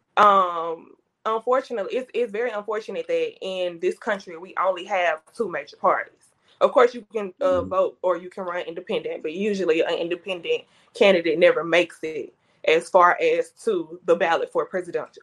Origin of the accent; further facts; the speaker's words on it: Jackson, Mississippi, United States; I am a Jackson native, so born and raised in Jackson, um, kind of northwest Jackson.